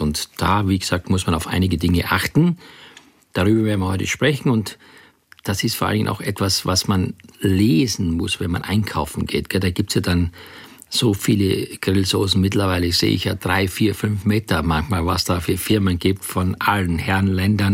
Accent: Graz, Styria, Austria; ich komme aus Graz

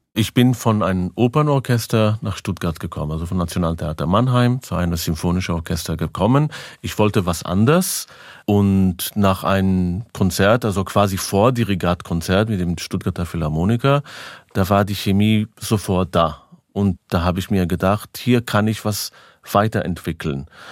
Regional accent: Israel; German is a second language; Ich bin in Israel geboren, aber 100% Romanian Blood

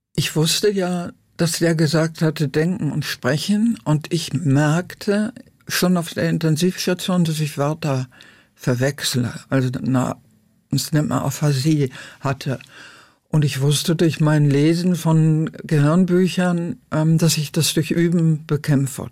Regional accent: Lüdenscheid, North Rhine-Westphalia, Germany; now in Berlin, Germany; in meiner Heimatstadt Lüdenscheid

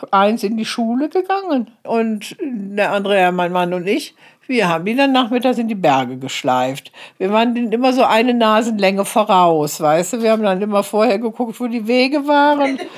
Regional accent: Cologne, North Rhine-Westphalia, Germany; moved away as an adult; now in Eritrea; bin ja Kölnerin.

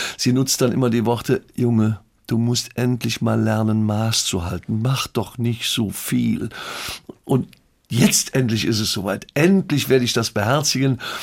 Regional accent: Leverkusen, North Rhine-Westphalia, Germany; in meinem Geburtsort gespielt, in Leverkusen-Schlebusch

